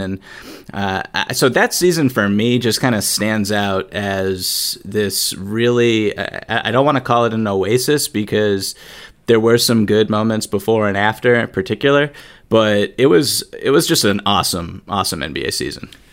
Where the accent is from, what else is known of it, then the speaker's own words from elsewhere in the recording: outside of Boston, Massachusetts, United States; growing up outside of Boston